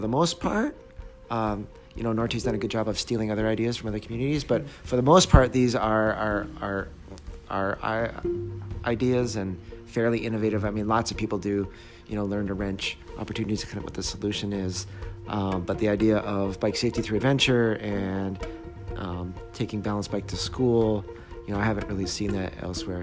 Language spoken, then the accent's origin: English; Canada; moved away; I grew up in Canada